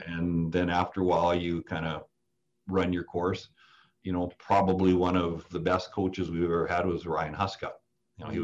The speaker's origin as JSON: {"language": "English", "town": "Saskatoon", "region": "Saskatchewan", "country": "Canada", "moved": "yes", "lives_now": "Kelowna, Canada", "said": "I came from Saskatoon and those roots run deep"}